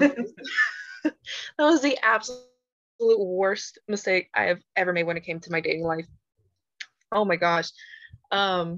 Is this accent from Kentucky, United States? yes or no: no; Houston, Texas, United States; I really am from Houston, born and raised